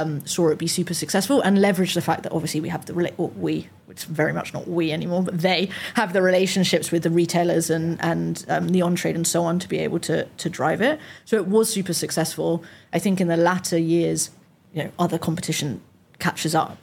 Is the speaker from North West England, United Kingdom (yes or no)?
no; London, United Kingdom; also born or lived in Nottingham / York; as a Londoner that had went to uni in Nottingham